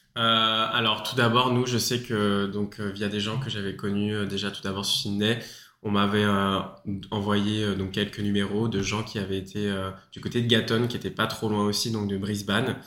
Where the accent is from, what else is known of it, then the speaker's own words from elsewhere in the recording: Paris, Île-de-France, France; moved away as an adult; now in Australia; je suis originaire de Paris